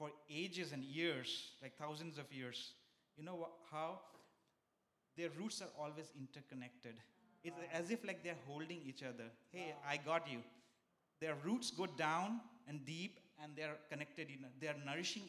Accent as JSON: {"language": "English", "country": "India", "tie": "born or raised there", "also_born_or_lived": "San Francisco, United States", "moved": "as an adult", "lives_now": "United States", "said": "I come from India. There's many religions there. I've grown up in places like my neighbors and Muslims, Hindus"}